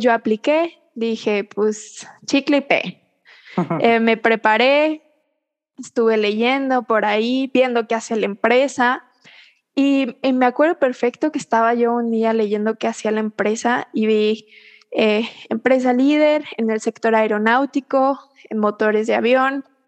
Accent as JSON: {"language": "Spanish", "region": "Querétaro", "country": "Mexico", "also_born_or_lived": "Puebla", "said": "Yo soy queretana"}